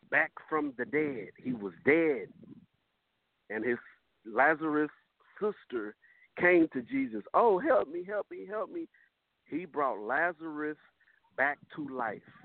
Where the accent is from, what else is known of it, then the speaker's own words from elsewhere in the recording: Fort Worth, Texas, United States; I'm from the South. I'm from Fort Worth